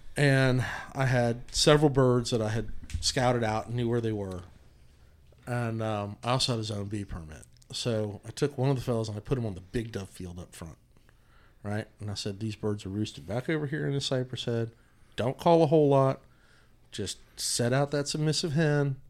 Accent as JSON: {"language": "English", "town": "Odessa", "country": "United States", "tie": "born or raised there", "said": "I grew up in Odessa, it was just full of turkeys"}